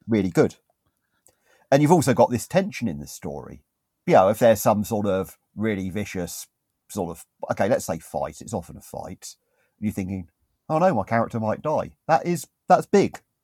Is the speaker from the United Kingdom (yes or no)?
yes; United Kingdom; I'm British